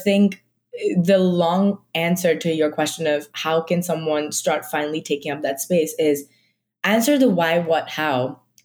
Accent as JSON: {"language": "English", "town": "Mumbai", "region": "Maharashtra", "country": "India", "moved": "yes", "said": "I am from like Mumbai. Like I am Marathi."}